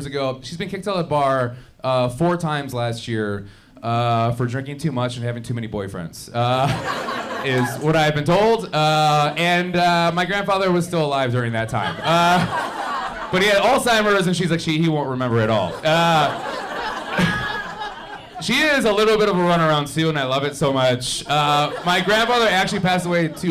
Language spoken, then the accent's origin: English; Milwaukee, Wisconsin, United States; I'm actually from Milwaukee, Wisconsin